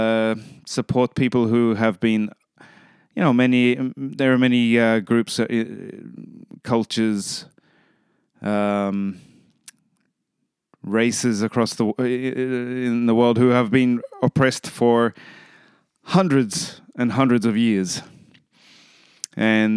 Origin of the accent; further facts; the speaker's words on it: Australia; I'm from Australia